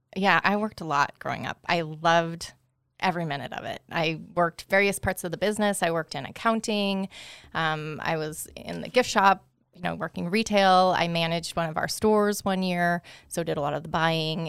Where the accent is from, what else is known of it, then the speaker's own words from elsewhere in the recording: Bethel, Alaska, United States; also born or lived in Seattle, Washington; I was born in Seattle, so my parents lived in Bethel at the time